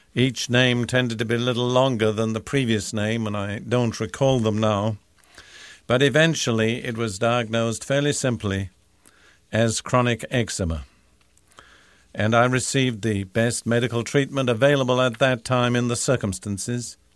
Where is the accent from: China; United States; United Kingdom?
United Kingdom; moved away; I'm British by background